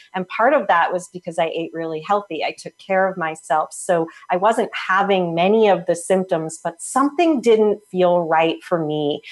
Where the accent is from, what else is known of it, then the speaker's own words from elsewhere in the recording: New Jersey, United States; now in Portland, United States; I grew up in Jersey.